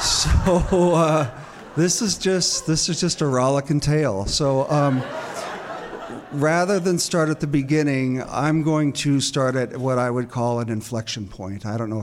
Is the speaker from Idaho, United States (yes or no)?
yes; Boise, Idaho, United States; moved away as an adult; also born or lived in San Antonio, Texas / New York City; I grew up here. I'm as much of a native as I can be. I was born in San Antonio, but my family brought here when I was an infant. So I'm pretty much a native. Grew up here in the 70s and 80s. And Boise was kind of a cow town.